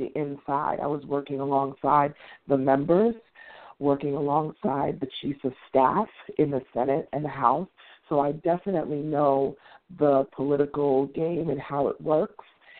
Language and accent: English; New York City, New York, United States; also born or lived in Washington, D.C. / Atlanta metro area; now in Atlanta, United States; I'm originally from New York City, and I, of course, that's where I grew up